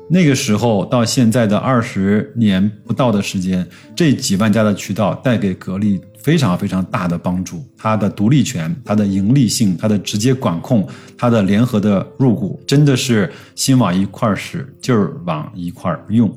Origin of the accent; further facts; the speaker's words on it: China; 我们作为一个中国人